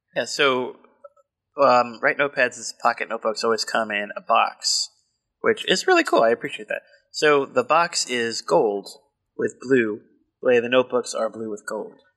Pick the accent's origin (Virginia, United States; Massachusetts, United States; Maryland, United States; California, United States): Maryland, United States; Baltimore; accent: Baltimore; I don't cover up my Baltimore accent as well as I think